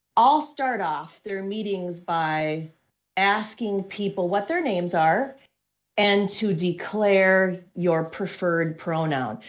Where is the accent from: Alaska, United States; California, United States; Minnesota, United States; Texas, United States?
Minnesota, United States; I'm from Minnesota